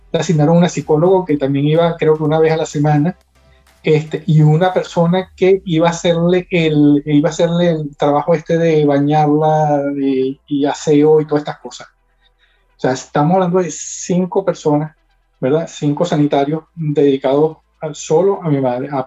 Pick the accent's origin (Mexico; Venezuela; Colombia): Venezuela; moved away as an adult; now in Spain